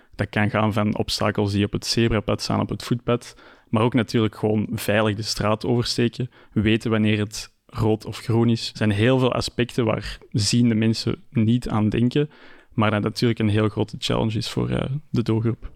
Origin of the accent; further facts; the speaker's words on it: Antwerp, Flanders, Belgium; ben ik natuurlijk ook geboren en getogen in Antwerpen.